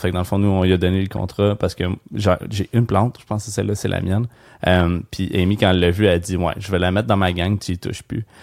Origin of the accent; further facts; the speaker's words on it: Gatineau, Quebec, Canada; j'ai grandi à Gatineau